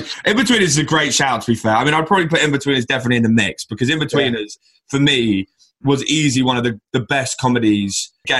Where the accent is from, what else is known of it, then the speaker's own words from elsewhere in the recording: Brighton, South East England, United Kingdom; growing up in Brighton, which, let's be honest, is probably one of the most liberal and relaxed cities in the UK, if not by far the most liberal and relaxed city in the UK.